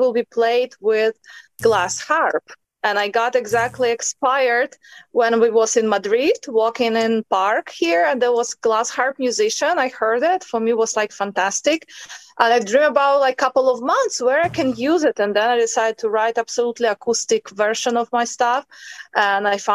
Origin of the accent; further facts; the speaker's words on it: Ukraine; moved away as an adult; also born or lived in United States / China; now in Spain; I was born in Ukraine and raised